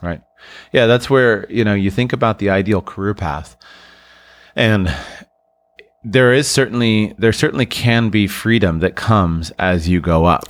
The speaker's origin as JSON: {"language": "English", "country": "United States", "tie": "born or raised there", "said": "For those of us who were born and raised in the United States"}